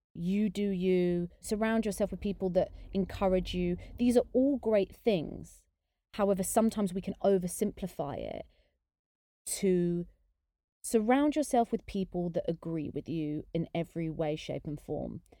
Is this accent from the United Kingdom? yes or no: yes; United Kingdom; I'm half English, half Indian, but I'm very British